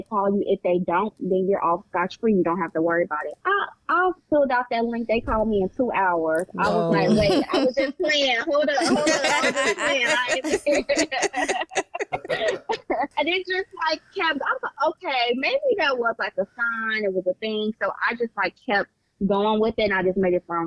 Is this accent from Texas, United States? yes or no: no; Chicago, Illinois, United States; now in Virginia, United States; I am from Chicago